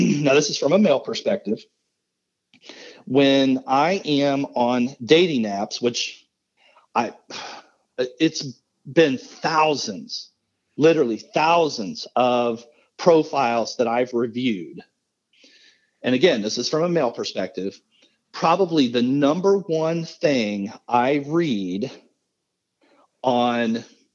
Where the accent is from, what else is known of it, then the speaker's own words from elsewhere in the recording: Midwest, United States; I'm all dude from the Midwest